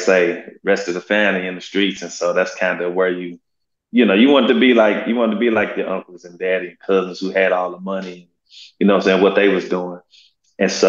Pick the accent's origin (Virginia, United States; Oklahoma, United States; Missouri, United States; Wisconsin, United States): Missouri, United States; St. Louis; also born or lived in North County, St. Louis; I grew up in the inner city on the north side of St. Louis, a place called Walnut Park